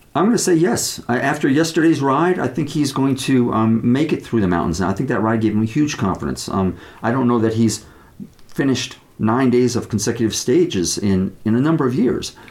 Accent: United States; I'm an American. I grew up uh, you know, believing in the uh, American legal system

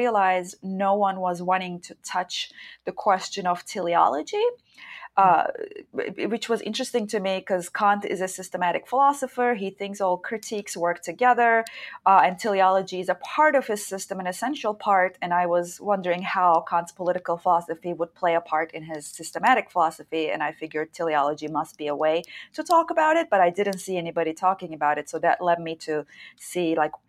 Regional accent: Istanbul, Turkey; moved away as an adult; also born or lived in Chicago; I was born and raised in Istanbul, Turkey

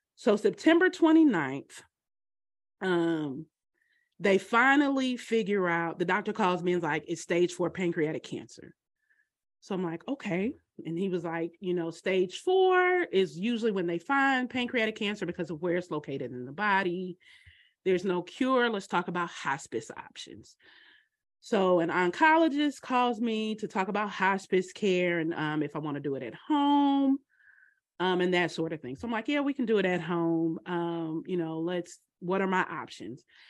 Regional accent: Atlanta, Georgia, United States; moved away as an adult; also born or lived in New York; now in Alabama, United States; we moved to a, the metro Atlanta area when I was four years old

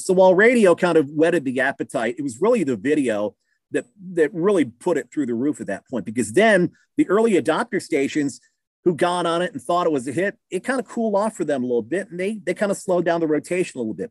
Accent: Keokuk, Iowa, United States; moved away as an adult; now in Southern Illinois, United States; Keokuk, Iowa, little town, southeast Iowa

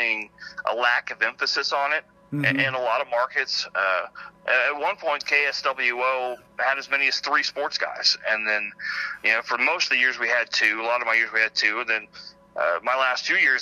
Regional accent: Kansas, United States; moved away; I grew up in Kansas

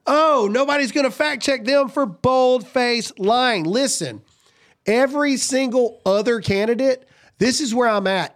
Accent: the South, United States; I'm from the South

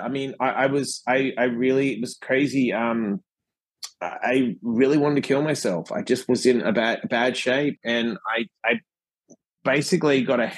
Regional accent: Perth, Western Australia, Australia; moved away as an adult; I was born in Perth, Western Australia

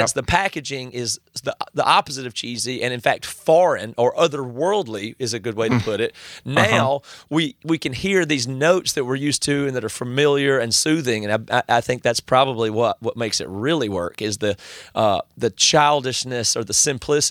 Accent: South Carolina, United States; I grew up in South Carolina

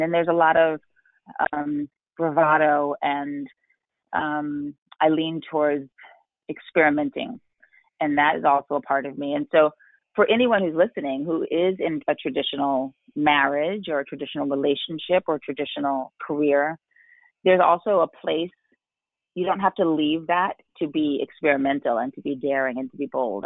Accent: New York City, New York, United States; I grew up in New York City

